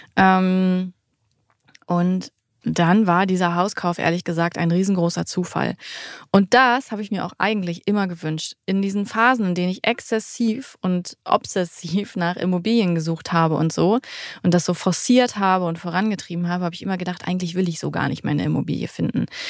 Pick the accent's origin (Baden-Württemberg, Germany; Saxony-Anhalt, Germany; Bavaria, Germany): Saxony-Anhalt, Germany; Salzwedel; also born or lived in Hamburg; now in Magdeburg, Germany; wir kommen ursprünglich aus Salzwedel in der Altmark